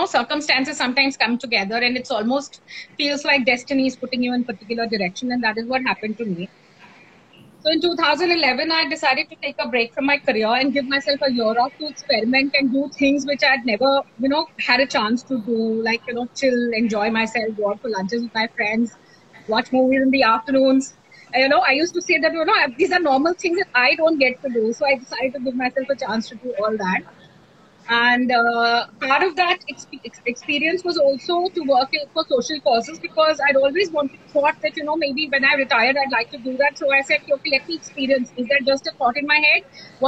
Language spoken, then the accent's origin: English; Kolkata, West Bengal, India; I grew up in Kolkata